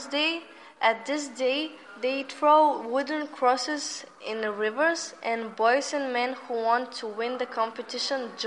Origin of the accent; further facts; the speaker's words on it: Romania; now in Dobrich, Bulgaria; I am from Romania.